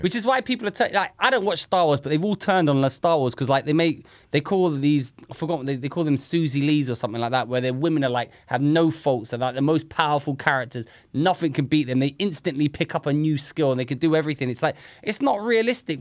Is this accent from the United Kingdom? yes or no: yes; London, United Kingdom; I grew up in London